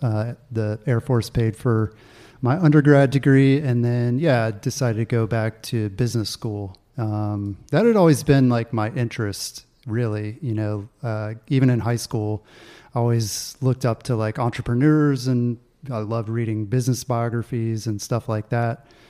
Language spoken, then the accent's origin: English; Augusta, Georgia, United States; moved away as an adult; also born or lived in North Carolina / Colorado; growing up in Augusta, Georgia